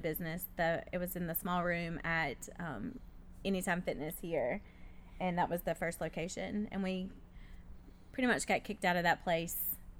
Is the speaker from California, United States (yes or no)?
no; Lyman, South Carolina, United States; also born or lived in Greer, South Carolina; I grew up in Lyman. So was in Lyman, went to school at Burns for 2 years, and then I moved and went to Greer, graduated from Greer.